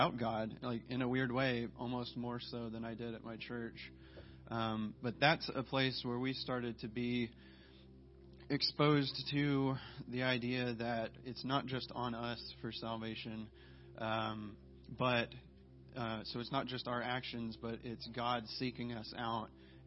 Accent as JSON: {"language": "English", "town": "Memphis", "region": "Tennessee", "country": "United States", "tie": "born or raised there", "moved": "yes", "said": "I was born in Memphis, grew up there with a strong Christian family"}